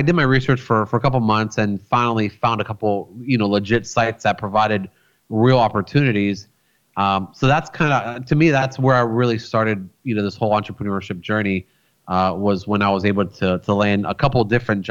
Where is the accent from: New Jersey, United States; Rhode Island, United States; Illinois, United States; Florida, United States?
Florida, United States; also born or lived in Rochester, New York; I was born in New York. I was born in a city called Rochester, which is like way up north by Buffalo, kind of like up there where the Niagara Falls are. So I lived there for about 7.5 years before I moved to Florida